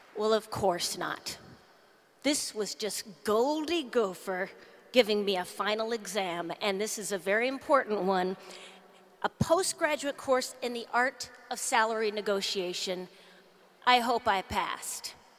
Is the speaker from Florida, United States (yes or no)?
no; Duluth, Minnesota, United States; I'm still from Duluth